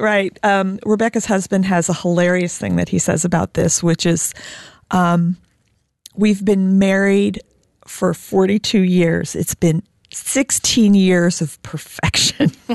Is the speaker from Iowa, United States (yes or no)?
no; Indiana, United States; I'm an Irish Catholic German Jew from Indiana